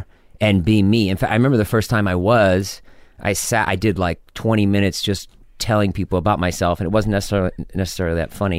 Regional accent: Medfield, Massachusetts, United States; moved away as an adult; also born or lived in Amherst, Massachusetts / New York; I grew up in Boston.

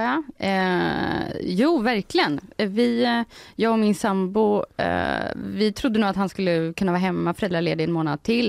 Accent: Degerfors, Örebro County, Sweden; Jag kommer ju från Degerfors som ju har eh, legat i Allsvenskan nu två säsonger.

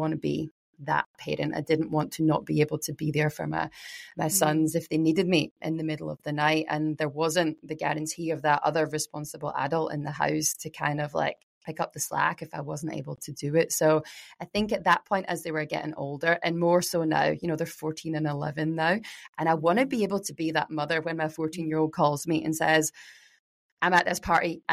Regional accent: Glasgow, Scotland, United Kingdom; moved away as an adult; now in Mornington Peninsula, Australia; I grew up in Glasgow with a, you know, Irish Scottish family

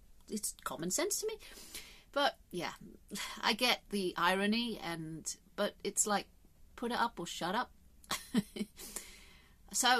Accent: England, United Kingdom; I love my country. I'm English.

